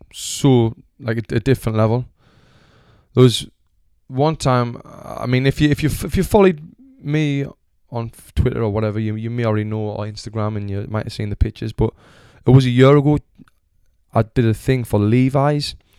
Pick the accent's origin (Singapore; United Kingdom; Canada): United Kingdom; Sunderland, North East England; moved away as an adult; now in Los Angeles, United States; I was born in Sunderland, Royal Hospital. Lived there since forever until I was, like, twenty-six years old